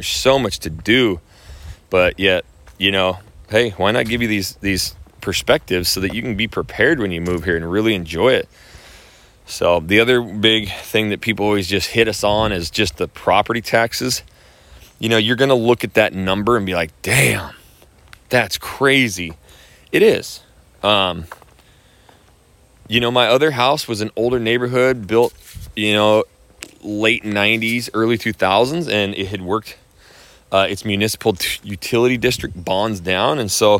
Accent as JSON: {"language": "English", "region": "Idaho", "country": "United States", "said": "You know, where I'm from Idaho, and I'll just be brutally honest, people hate, despise other people moving to Idaho."}